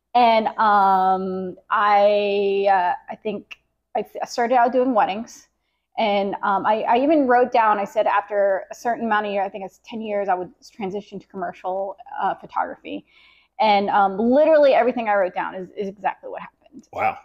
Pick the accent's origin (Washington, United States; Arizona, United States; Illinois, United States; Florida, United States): Florida, United States; Jacksonville; born and raised in Jacksonville